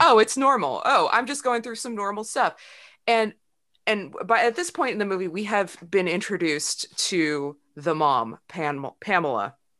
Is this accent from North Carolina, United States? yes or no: no; Sacramento, California, United States; I grew up in Sacramento